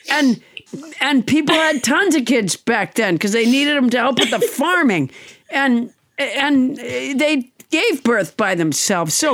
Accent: Alabama, United States; born there; he saw that I was born in Alabama, and he said, "It's no wonder you're so stupid."

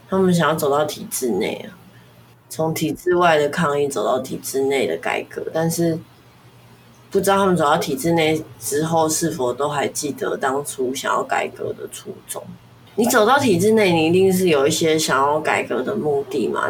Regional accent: Taiwan; 我还是觉得我是中国人这样子的意思。我不会觉得我，我不会觉得我是台湾人，所以不是中国人

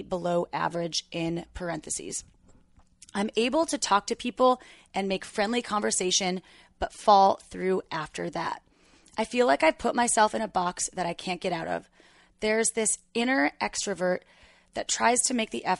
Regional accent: Wisconsin, United States; I was born in July in Wisconsin

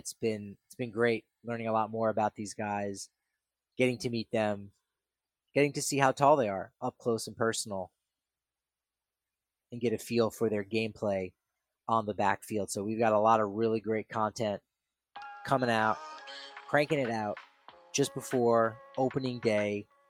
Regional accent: New Jersey, United States; now in Colorado, United States; I'm originally from New Jersey, and so I know my way around a pizzeria

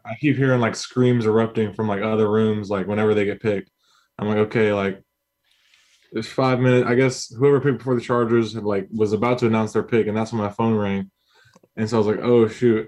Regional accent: Houston, Texas, United States; moved away as an adult; now in Los Angeles, United States; I'm from Houston

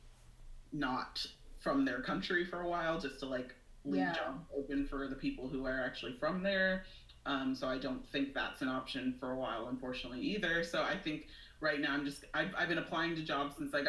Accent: Washington, United States; now in Seattle, United States; I'm from a like really small town on an island close to Seattle.

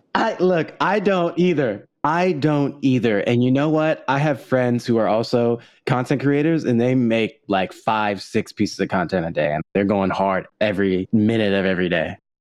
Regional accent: Los Angeles, California, United States; my mom and my grandma my uncles and my cousins we all grew up in la together

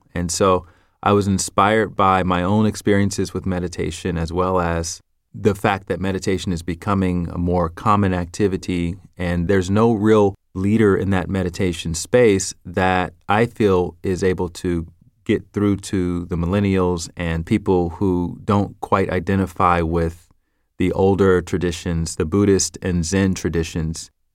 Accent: the South, United States; accent: Southern; I'm from the South, so I would pronounce things with a Southern accent

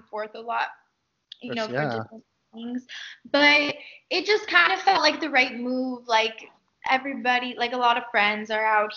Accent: Miami, Florida, United States; growing up in Miami

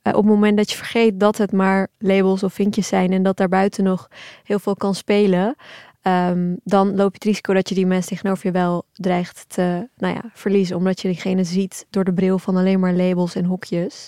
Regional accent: Turkey; now in Netherlands; we zijn allemaal geboren in Turkije, mijn ouders en ik zelf

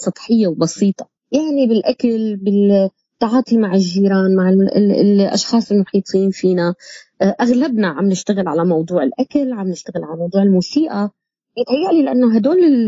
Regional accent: Syria; moved away; نحن كسوريين

